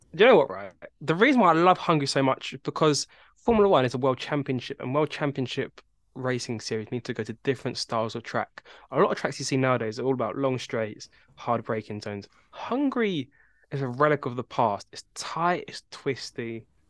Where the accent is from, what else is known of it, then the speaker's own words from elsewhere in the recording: England, United Kingdom; we are all from England